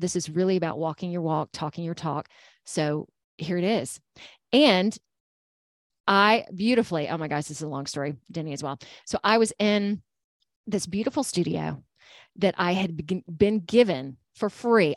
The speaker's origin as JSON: {"language": "English", "region": "Georgia", "country": "United States", "moved": "as an adult", "lives_now": "Alabama, United States", "said": "I'm from Georgia."}